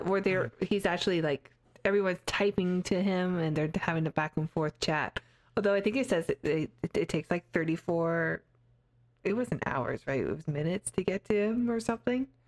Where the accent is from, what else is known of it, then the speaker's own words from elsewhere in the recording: Canada; I grew up in Canada